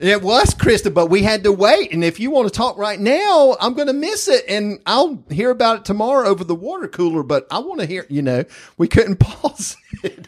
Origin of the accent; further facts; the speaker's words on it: Springfield, Georgia, United States; growing up in South Georgia, this house that we lived in at the time in Springfield, Georgia